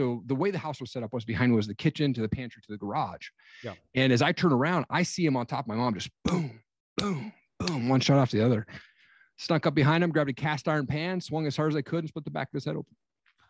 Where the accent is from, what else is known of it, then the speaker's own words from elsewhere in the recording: Kennewick, Washington, United States; I grew up in Eastern Washington out in a small town called Kennewick